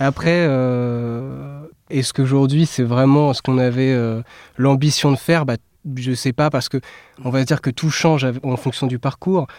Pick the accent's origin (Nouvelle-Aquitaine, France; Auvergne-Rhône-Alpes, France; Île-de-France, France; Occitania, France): Île-de-France, France; south of Essonne; moved away as an adult; now in Paris, France; on vient euh, du sud de l'Essonne